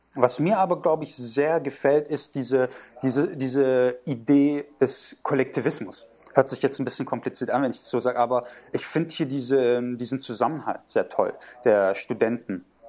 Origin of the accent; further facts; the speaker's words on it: Germany; moved away as an adult; now in Taiwan; Ich bin äh, türkischstämmig in Deutschland aufgewachsen